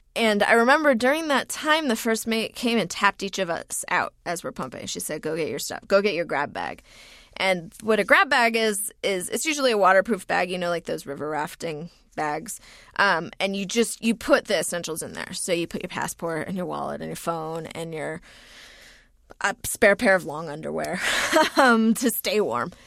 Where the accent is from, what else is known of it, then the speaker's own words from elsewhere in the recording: United States; moved away as an adult; also born or lived in New Zealand; I am an American citizen